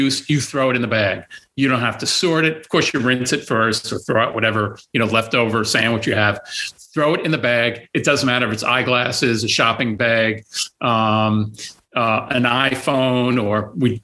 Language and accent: English; New York, United States; now in Erie, United States; I'm from New York